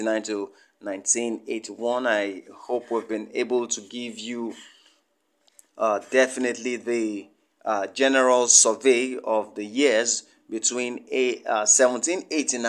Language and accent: English; Kogi, Nigeria; from Nigeria, Kogi State, to be precise.